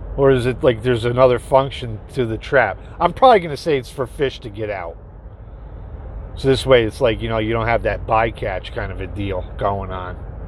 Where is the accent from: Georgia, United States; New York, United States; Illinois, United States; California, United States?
New York, United States; Dutchess County; my hometown down south a little more in Dutchess County, New York